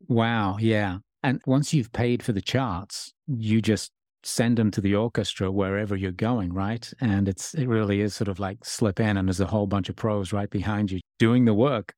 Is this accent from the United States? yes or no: no; England, United Kingdom; it was a sort of coming of age time for me grow, growing up in England